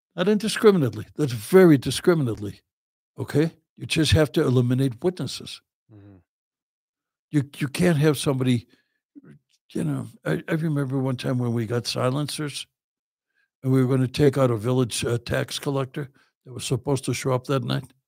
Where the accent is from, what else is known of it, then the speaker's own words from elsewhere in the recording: Chicago, Illinois, United States; moved away; I'm from Chicago.